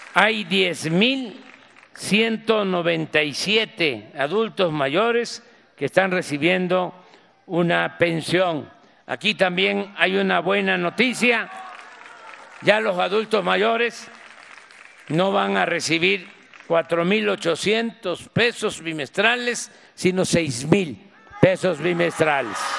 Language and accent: Spanish; Mexico; Así somos los mexicanos